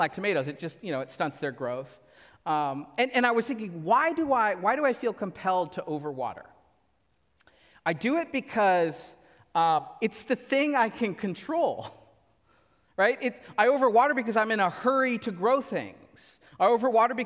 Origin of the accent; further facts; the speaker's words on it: Central Valley, California, United States; now in Southern California, United States; I grew up in the Central Valley. We grew up just with lots of tomatoes